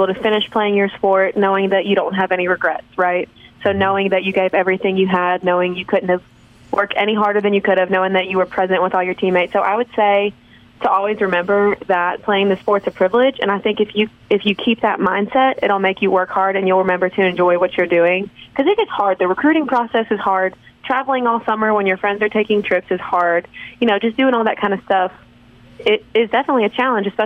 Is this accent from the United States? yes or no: yes; Hattiesburg, Mississippi, United States; I did grow up in this town, so like there's pictures of me at Southern Miss camp